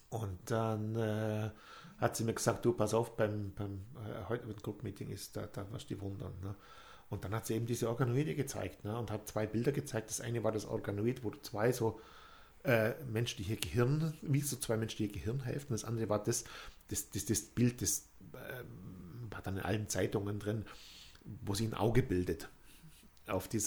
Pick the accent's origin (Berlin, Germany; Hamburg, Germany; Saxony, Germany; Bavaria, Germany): Bavaria, Germany; ich komme aus Bayern ja